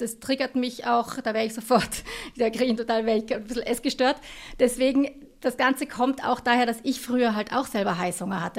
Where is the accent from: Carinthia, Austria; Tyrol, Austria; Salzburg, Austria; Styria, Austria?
Tyrol, Austria; ich bin aus Tirol